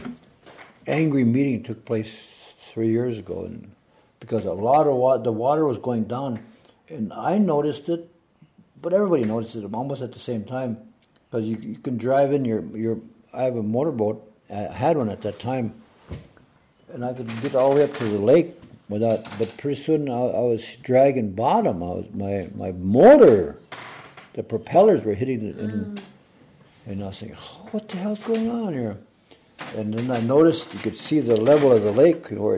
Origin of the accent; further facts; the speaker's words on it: Federal Dam, Minnesota, United States; I was born in Federal Dam.